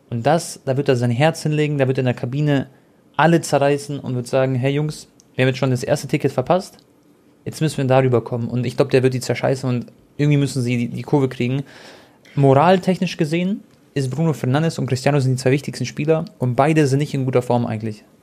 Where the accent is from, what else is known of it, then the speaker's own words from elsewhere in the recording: Croatia; Ihr wisst ja alle, ich bin Kroate